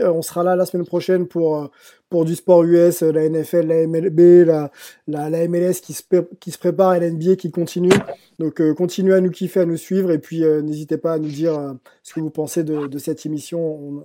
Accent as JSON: {"language": "French", "country": "France", "tie": "born or raised there", "said": "j'ai grandi en France"}